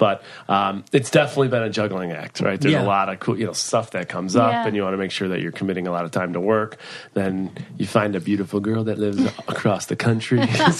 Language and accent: English; Buffalo, New York, United States; I'm 30 years old. I'm born and raised in Buffalo, New York.